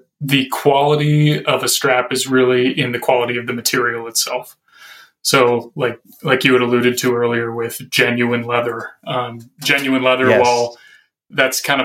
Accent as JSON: {"language": "English", "region": "Arkansas", "country": "United States", "tie": "born or raised there", "moved": "as an adult", "lives_now": "Minnesota, United States", "said": "I grew up in Arkansas, moved to Minnesota about 5 years ago"}